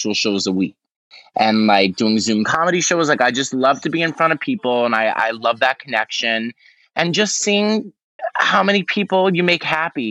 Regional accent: New York City, New York, United States; moved away as an adult; now in Los Angeles, United States; Staten Island, which is my hometown

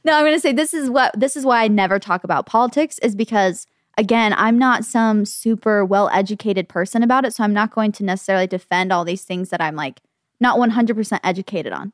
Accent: Gilbert, Arizona, United States; growing up in Gilbert

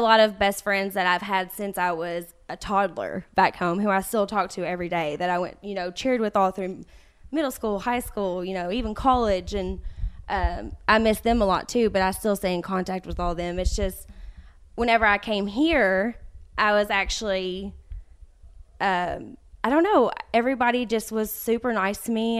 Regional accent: Winchester, Kentucky, United States; moved away; I was born and raised in Winchester, Kentucky.

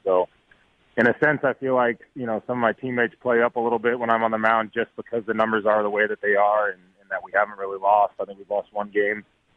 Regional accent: San Diego, California, United States; come back and play in San Diego

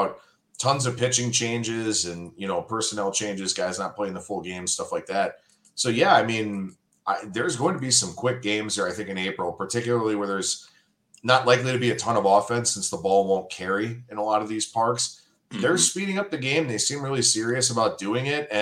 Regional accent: Cleveland, Ohio, United States; born and raised in Cleveland

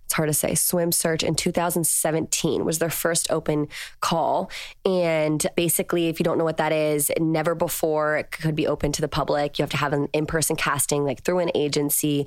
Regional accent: Virginia, United States; moved away as an adult; now in Los Angeles, United States; I'm from Virginia and I live in Los Angeles now

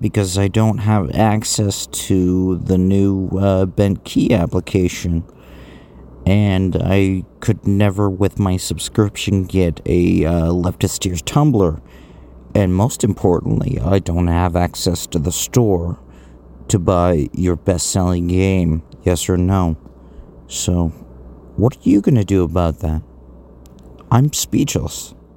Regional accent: Canada; I'm from America's evil top hat

